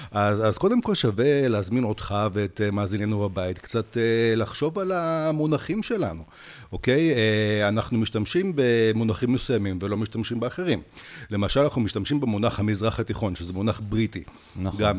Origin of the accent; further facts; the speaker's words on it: Siberia, Russia; now in Israel; אני הגעתי מסיביר, שזה טכנית עמוק באסיה, כן?